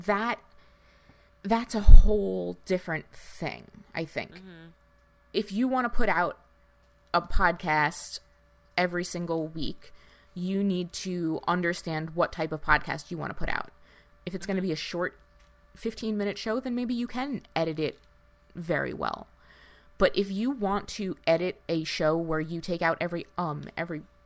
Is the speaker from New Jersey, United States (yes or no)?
yes; New Jersey, United States; I grew up in North Jersey in the, you know, late 90s, early 2000s.